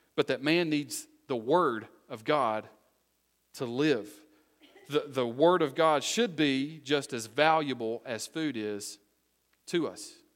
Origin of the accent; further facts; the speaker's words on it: United States; I'm originally from Wise County